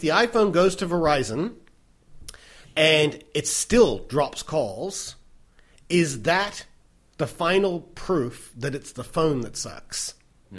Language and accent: English; United States; moved away; I am an American